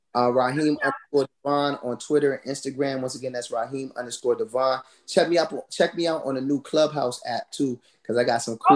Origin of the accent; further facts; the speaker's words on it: United States; also born or lived in Orange, New Jersey; I grew up here, you know, in the DMV area